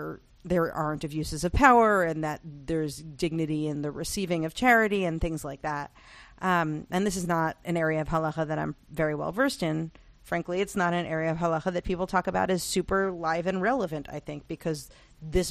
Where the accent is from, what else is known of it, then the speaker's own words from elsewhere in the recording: United States; as an American